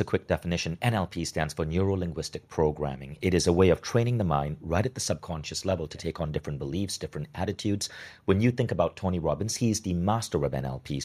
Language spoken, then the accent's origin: English; Malaysia; I grew up as a kid in Malaysia